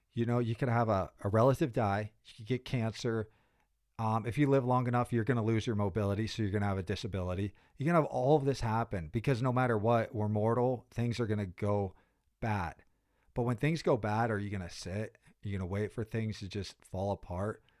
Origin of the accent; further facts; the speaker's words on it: Pittsburgh, Pennsylvania, United States; moved away as an adult; I'm really proud about being from Pittsburgh. You know, I spent zero through twenty-two there